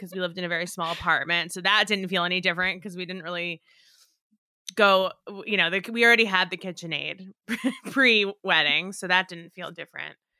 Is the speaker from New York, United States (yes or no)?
yes; outside of New York, United States; I grew up outside of New York